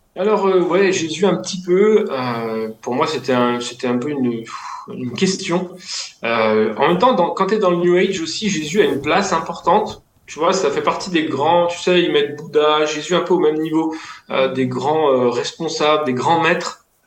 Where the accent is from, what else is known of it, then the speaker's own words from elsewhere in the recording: Lyon, Auvergne-Rhône-Alpes, France; je viens de Lyon